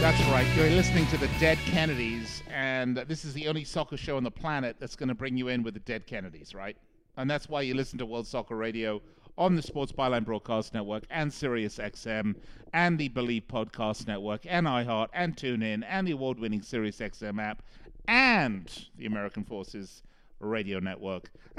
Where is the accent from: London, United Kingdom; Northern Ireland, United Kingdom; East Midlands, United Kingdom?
London, United Kingdom; moved away; I'm English, obviously, originally from London.